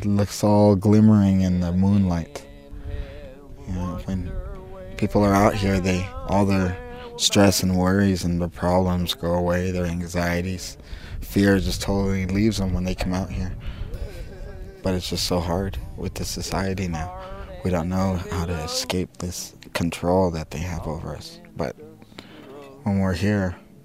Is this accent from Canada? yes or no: yes; Kamsack, Saskatchewan, Canada; I'm 27 years old and I'm from Kamsack, Saskatchewan, Canada